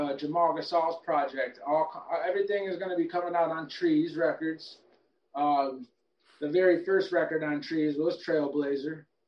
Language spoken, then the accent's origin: English; Traverse City, Michigan, United States; moved away as an adult; also born or lived in Detroit, Michigan; now in North Carolina, United States; I grew up in northern Michigan